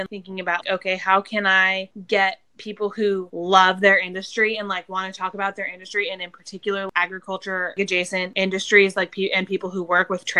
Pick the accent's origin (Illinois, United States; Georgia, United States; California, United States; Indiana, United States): California, United States; Quincy; moved away as an adult; also born or lived in Reno, Nevada; I grew up in Quincy, which is, you know, lots of horse stuff